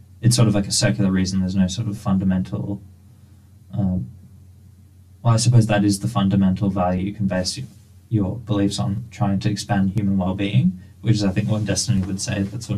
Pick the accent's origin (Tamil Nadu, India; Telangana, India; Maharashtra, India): Telangana, India; Hyderabad; Oh, it's a place called Hyderabad. So it's a very diverse religious background because...